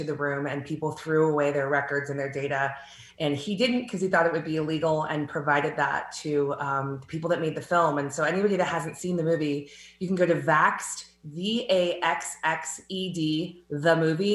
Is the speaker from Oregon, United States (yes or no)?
no; Southern California, United States; growing up in Southern California